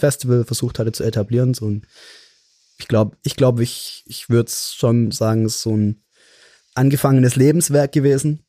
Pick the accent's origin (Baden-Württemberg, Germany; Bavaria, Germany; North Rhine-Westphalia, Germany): Baden-Württemberg, Germany; Mannheim; hier in meiner Heimatstadt in Mannheim